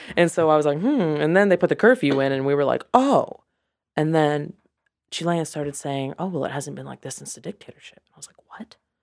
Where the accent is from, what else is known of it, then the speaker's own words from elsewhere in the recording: Mount Pleasant, South Carolina, United States; also born or lived in Charleston, South Carolina / Santiago, Chile; I am from Mount Pleasant